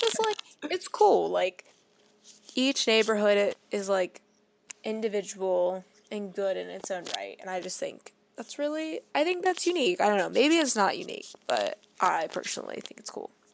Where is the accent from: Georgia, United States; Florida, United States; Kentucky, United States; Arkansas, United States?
Kentucky, United States; Fort Wright; we're from Northern Kentucky